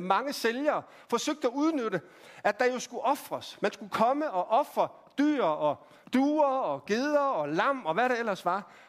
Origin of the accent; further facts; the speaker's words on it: Randers, Central Denmark Region, Denmark; Jeg voksede op i, øh, i Randers